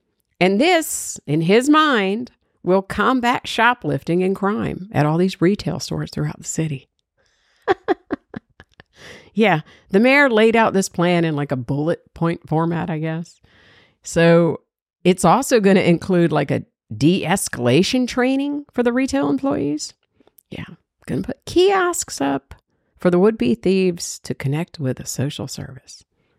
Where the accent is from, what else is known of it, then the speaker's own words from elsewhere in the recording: Georgia, United States; Now, this story, everybody knows I'm from Georgia. I'm a Bulldog fan. I put three girls through UGA.